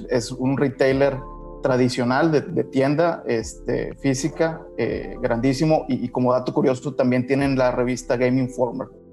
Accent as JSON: {"language": "Spanish", "country": "Mexico", "said": "somos aquí de México"}